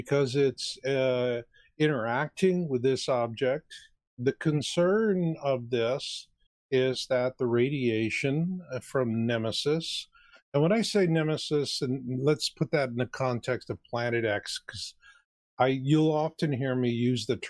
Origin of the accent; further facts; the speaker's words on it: Arizona, United States; I grew up in Arizona.